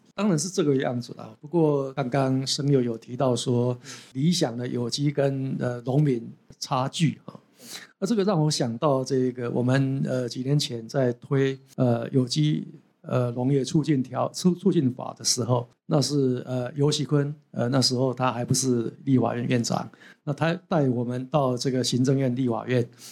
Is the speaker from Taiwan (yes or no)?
yes; Taiwan; 我们台湾人